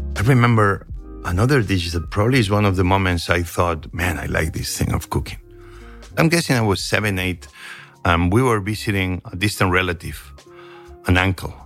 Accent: Barcelona, Catalonia, Spain; moved away; also born or lived in Asturias, Spain / Santa Coloma de Cervelló, Spain; The moment I began having memories was moving to Barcelona.

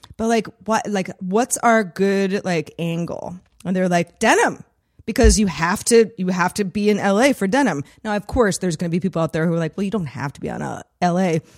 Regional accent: San Francisco, California, United States; also born or lived in Los Angeles; growing up in the Bay Area and spending a lot of, uh, many of my, my formative years in San Francisco

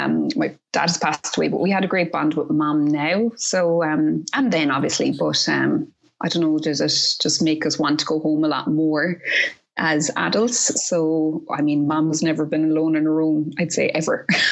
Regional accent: near Dingle, County Kerry, Ireland; moved away as an adult; now in Cork, Ireland; I'm originally from Kerry and near Dingle, and now I'm living in Cork.

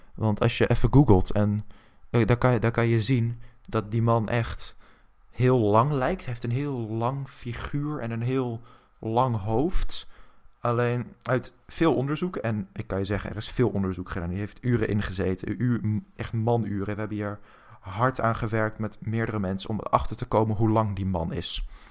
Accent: Netherlands

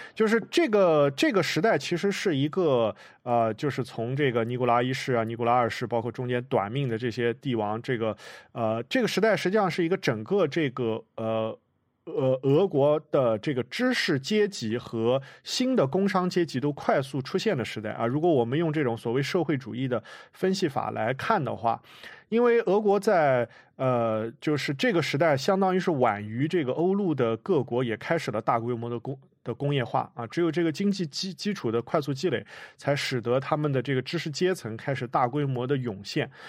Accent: China; 像我一样在中国出生长大

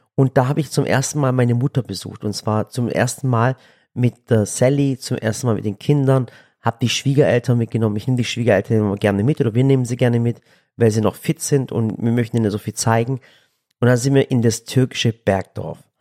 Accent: Sinop, Turkey; now in Germany; ich komme aus dem Norden der Türkei und zwar direkt in der Schwarzmeerküste. Das nennt sich Sinop. Also wirklich direkt, ich bin Küstenkind

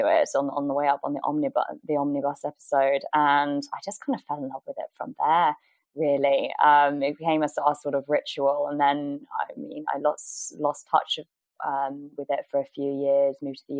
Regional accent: Somerset, South West England, United Kingdom; also born or lived in United States / Wiltshire; So, I grew up in Somerset countryside

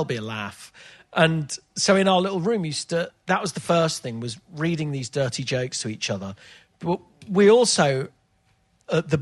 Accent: Leicester, East Midlands, United Kingdom; I was brought up in Leicester, but all my family, parents, grandparents, extended family, were all from Leeds.

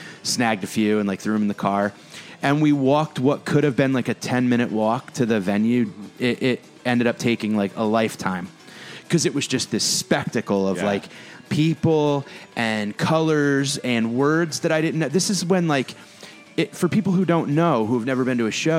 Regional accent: New Haven, Connecticut, United States; I grew up right outside New Haven, mm-hmm. Connecticut

